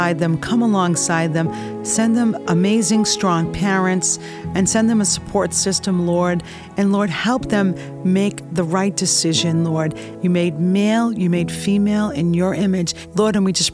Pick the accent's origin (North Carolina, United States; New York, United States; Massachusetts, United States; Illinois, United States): Massachusetts, United States; Boston; I grew up in Boston.